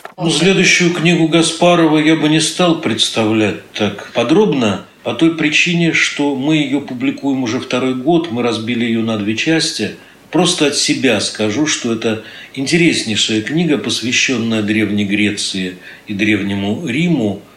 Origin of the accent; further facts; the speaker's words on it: Saint Petersburg, Russia; все мы, питерцы